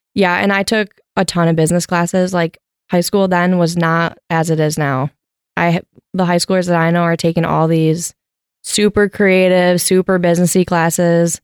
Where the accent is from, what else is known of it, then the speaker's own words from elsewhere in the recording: Wisconsin, United States; moved away; also born or lived in Grand Rapids, Michigan; typical Wisconsin girl.